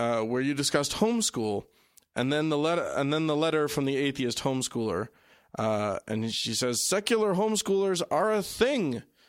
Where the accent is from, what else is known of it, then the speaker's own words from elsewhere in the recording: Pennsylvania, United States; I'm originally from Southern York County, and 50-plus years ago, I got a third prize in a DAR contest where the topic was life in York when it was the capital.